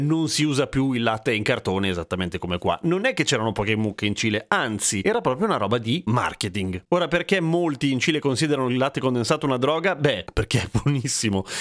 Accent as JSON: {"language": "Italian", "country": "Italy", "tie": "born or raised there", "said": "io sono nato in Italia"}